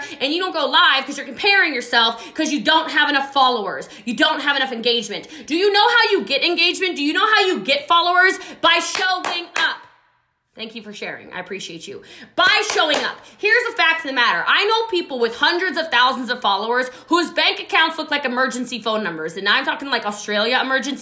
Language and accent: English; Frederick County, Maryland, United States; I'm from Frederick County